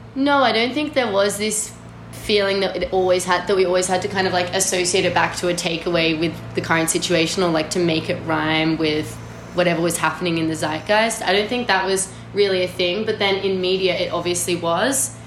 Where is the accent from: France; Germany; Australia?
Australia; as an Australian person